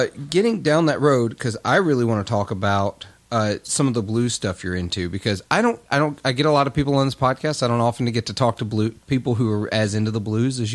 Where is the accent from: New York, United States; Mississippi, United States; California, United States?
Mississippi, United States; Clarksdale; my hometown in Clarksdale